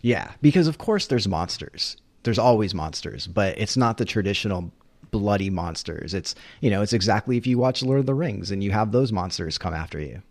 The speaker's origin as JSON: {"language": "English", "region": "New England", "country": "United States", "tie": "born or raised there", "said": "growing up in New England"}